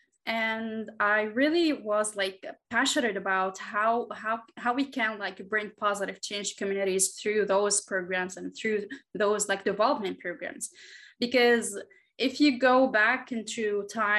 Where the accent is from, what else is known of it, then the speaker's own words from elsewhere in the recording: Tunisia; moved away as an adult; also born or lived in Washington, D.C.; now in Doha, Qatar; I'm a Presidential Precinct alumna, and I'm from Tunisia